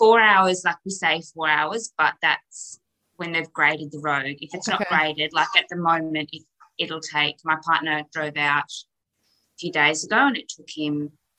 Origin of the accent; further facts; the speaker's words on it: Western Australia, Australia; also born or lived in Kununurra, Western Australia; I grew up in Camille, which is a small rural town in WA, West Australia.